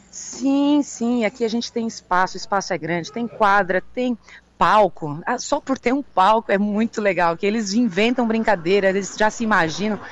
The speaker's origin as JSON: {"language": "Portuguese", "town": "Araranguá", "region": "Santa Catarina", "country": "Brazil", "also_born_or_lived": "Florianópolis", "said": "como eu sou de Araranguá"}